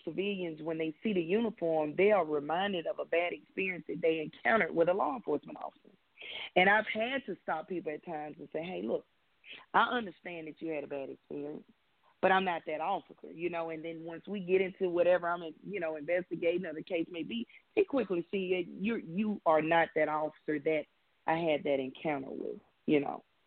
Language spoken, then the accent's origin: English; Birmingham, Alabama, United States; moved away as an adult; also born or lived in Vermont / El Paso, Texas / Mobile, Alabama / Atlanta, Georgia; I am from Birmingham, Alabama, uh, born and raised